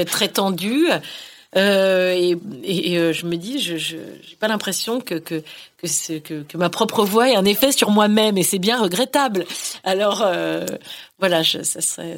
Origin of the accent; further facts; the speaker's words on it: northern Finistère, Brittany, France; moved away; je, puise là-bas, dans le Finistère Nord